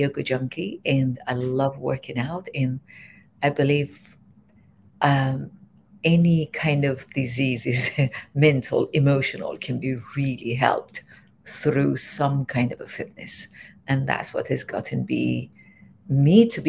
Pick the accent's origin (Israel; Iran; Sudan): Iran; moved away as an adult; also born or lived in London, England; now in Los Angeles, United States; I am originally from Iran